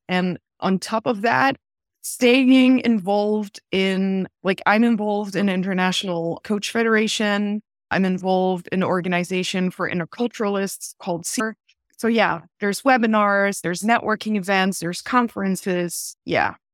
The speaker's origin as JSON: {"language": "English", "country": "Belgium", "tie": "born or raised there", "also_born_or_lived": "Vienna, Austria / Paris, France", "moved": "as an adult", "lives_now": "New York, United States", "said": "I was born and raised in Belgium"}